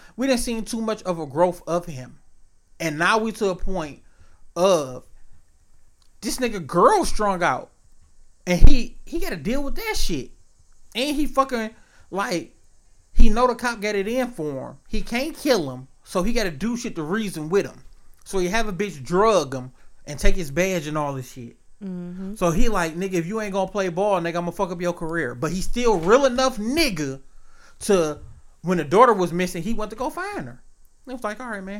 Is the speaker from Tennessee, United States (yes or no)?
no; Detroit, Michigan, United States; also born or lived in Hazel Park, Michigan; My heart, body, and soul always gonna be East Side of Detroit, Mac and Bewick, 4211 Hurlburt